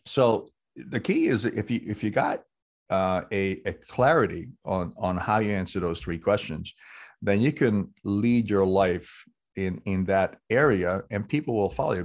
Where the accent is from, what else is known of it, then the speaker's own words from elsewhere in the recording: New York City, New York, United States; growing up in New York City on the streets